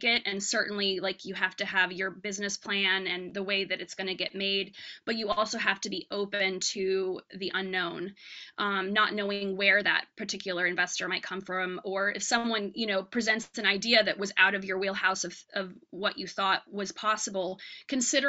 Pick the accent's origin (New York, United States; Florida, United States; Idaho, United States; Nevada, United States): New York, United States; New York City; I'm a New Yorker